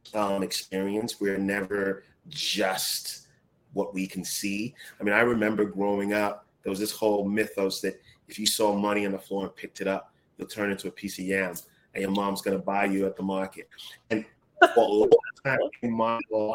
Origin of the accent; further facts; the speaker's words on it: Accra, Greater Accra, Ghana; moved away; I grew up in Ghana at a time where electricity was sporadic.